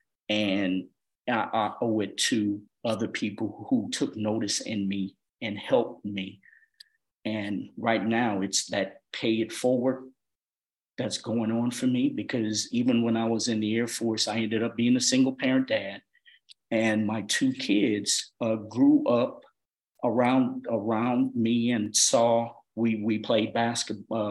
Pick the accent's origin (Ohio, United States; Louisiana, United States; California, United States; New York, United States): Louisiana, United States; Opelousas; moved away as an adult; now in Georgia, United States; my hometown, Opelousas, Louisiana